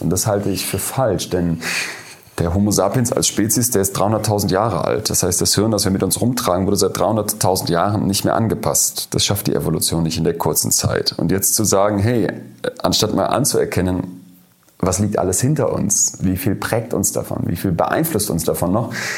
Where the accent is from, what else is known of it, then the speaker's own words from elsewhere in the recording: Germany; wir als Deutsche